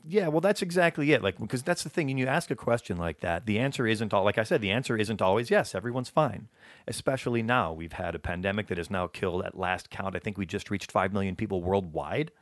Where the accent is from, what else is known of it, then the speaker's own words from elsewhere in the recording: Alabama, United States; moved away; I was born in Alabama